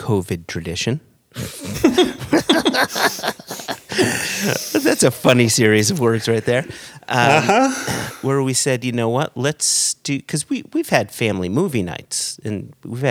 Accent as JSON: {"language": "English", "country": "United States", "tie": "born or raised there", "said": "growing up in America"}